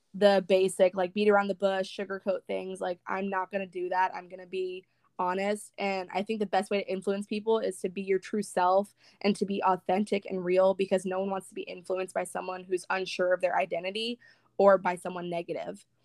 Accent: Northern California, United States; moved away as an adult; now in Northern Florida, United States; I currently live in Northern Florida, but I'm from Northern California. I moved here about five months ago

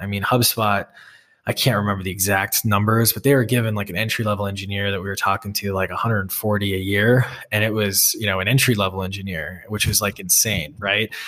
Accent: Wisconsin, United States; also born or lived in Boston; now in Salt Lake City, United States; I grew up in Wisconsin and, you know, a town with more cows than people

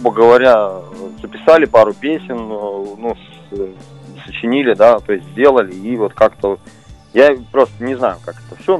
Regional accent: Petrozavodsk, Republic of Karelia, Russia; Да, мы из Петрозаводска, мы очень-очень хотим к вам приехать, выступить

